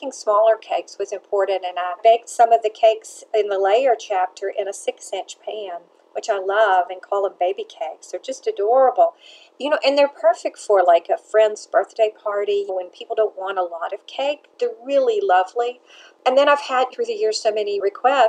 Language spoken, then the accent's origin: English; Nashville, Tennessee, United States; also born or lived in Atlanta, United States; I grew up baking cakes in Nashville with my mother